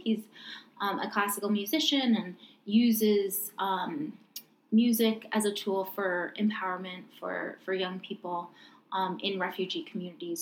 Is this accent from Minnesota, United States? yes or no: no; New York, United States; growing up in New York